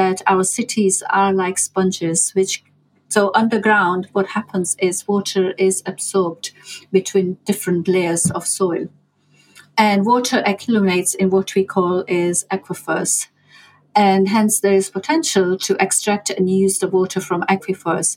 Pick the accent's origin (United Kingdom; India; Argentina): India; moved away; I grew up in India